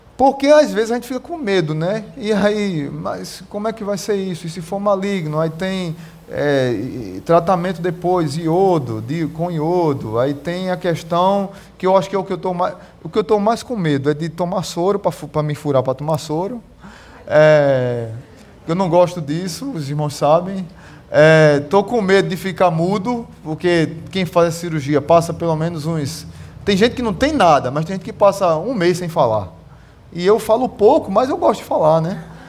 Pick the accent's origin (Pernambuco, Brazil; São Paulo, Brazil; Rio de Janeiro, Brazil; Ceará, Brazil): Pernambuco, Brazil; eu sou pernambucano mesmo